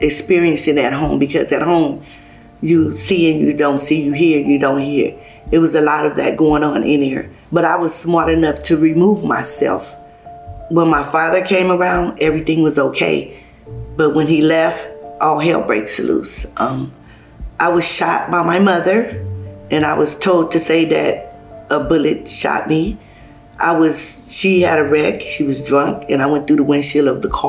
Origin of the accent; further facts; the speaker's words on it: Los Angeles, California, United States; also born or lived in Hayti, Missouri; I was born in Hayti, Missouri. I came out here when I was 1 year old to California, living in South Central LA.